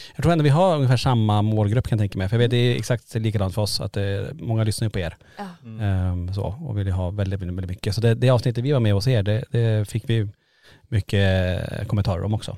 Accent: Kiruna, Norrbotten County, Sweden; vi är från Kiruna

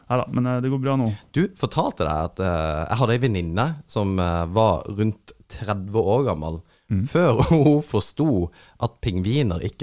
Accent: Kristiansand, Agder, Norway; now in Helgeland, Norway; Jeg er tilflytteren fra Kristiansand, som er flytta til Helgeland.

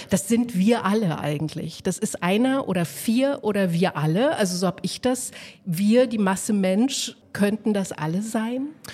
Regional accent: eastern Germany, Germany; wir kommen alle drei aus dem Osten

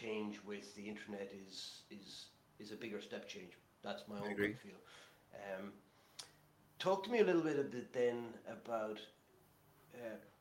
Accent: Kilkenny, Leinster, Ireland; as a Kilkenny man.

